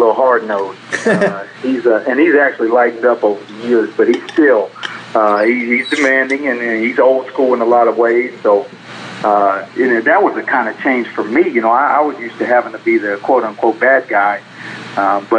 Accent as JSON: {"language": "English", "town": "McGregor", "region": "Texas", "country": "United States", "tie": "born or raised there", "said": "growing up in McGregor, right down the road"}